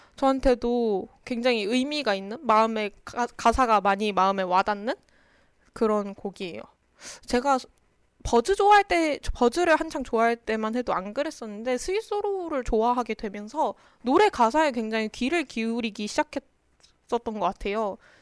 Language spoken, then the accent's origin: Korean; Daejeon, South Korea; 그래서 저는 대전 사람이라서